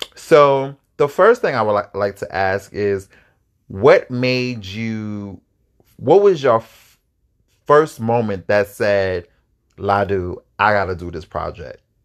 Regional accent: East Coast, United States; I'm from the East Coast and I'm a little more ugh, like a little rough

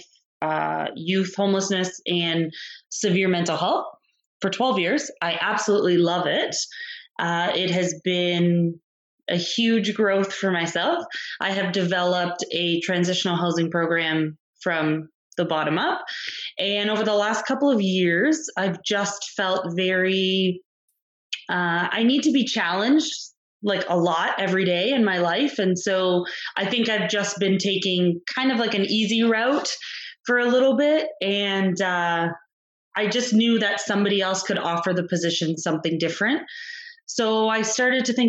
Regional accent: Windsor, Ontario, Canada; also born or lived in Ajax, Ontario; I was born and raised in Windsor, spent half my life in Ajax, Ontario, and returned for university here.

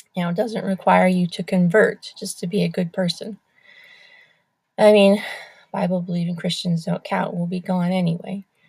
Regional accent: United States

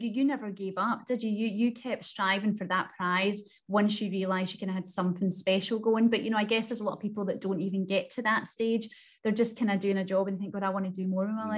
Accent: Clydebank, Scotland, United Kingdom; I'm from Glasgow and I'm from, and I actually love to say, because it sort of just makes me tick, that I am from Clydebank, which is classed as one of the most deprived areas of Glasgow. And I still live here

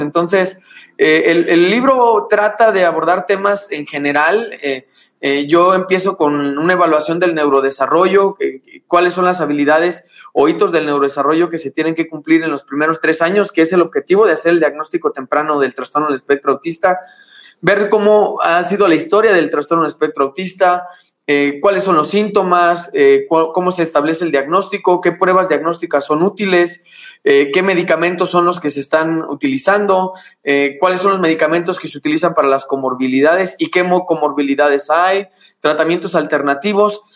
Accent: Morelia, Michoacán, Mexico; moved away as an adult; now in Guanajuato, Mexico; de donde soy, que es Morelia, Michoacán

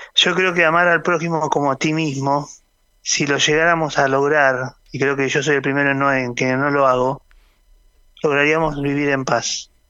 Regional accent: Argentina

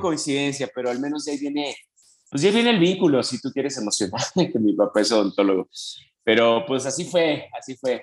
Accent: Mexico City, Mexico; Yo soy de la Ciudad de México

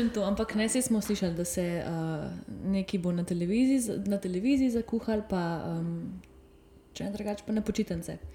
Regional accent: Slovenia; Slovenci smo kar vrtičkarski, na, vrtičkarski narod

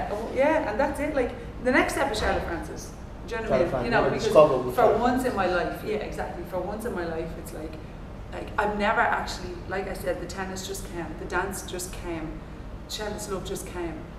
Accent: Ireland; I'm an Irish natural mover

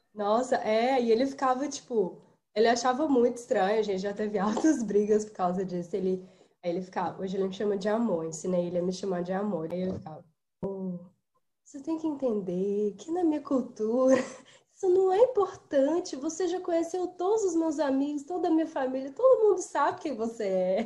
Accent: Brazil; moved away; Eu sou muito brasileira, gente. Eu sou muito brasileira, sabe? Eu posso morar aqui 50 anos, eu sempre vou ser muito brasileira

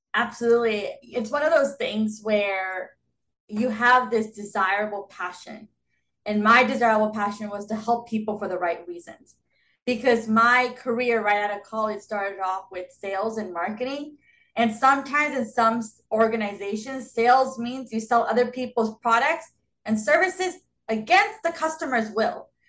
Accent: Southern California, United States; I've been born and raised in Southern California. Um, never left.

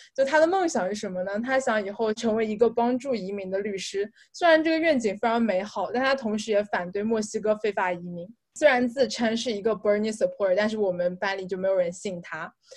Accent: China; moved away as an adult; 我作为一个中国人

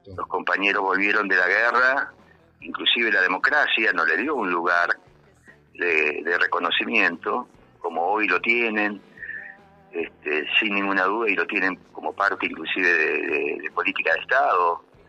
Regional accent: Argentina; sentirnos orgullosos como argentinos

